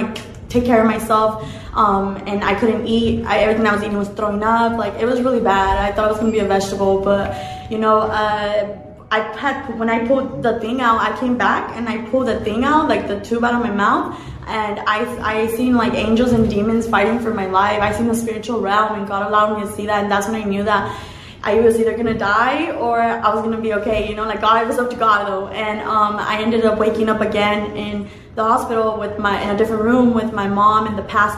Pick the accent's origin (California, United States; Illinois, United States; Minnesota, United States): California, United States; Orange County; I'm from Orange County